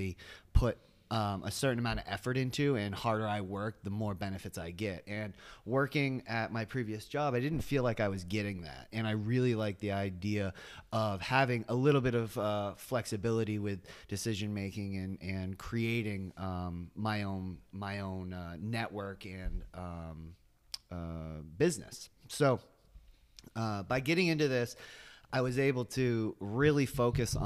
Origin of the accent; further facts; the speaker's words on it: South Portland, Maine, United States; now in Biddeford, United States; I grew up in South Portland